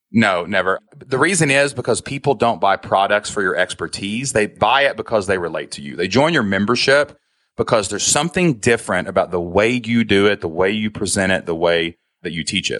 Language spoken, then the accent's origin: English; Kentucky, United States; I'm from Kentucky, man. I don't talk so spectacular. Like, I got an accent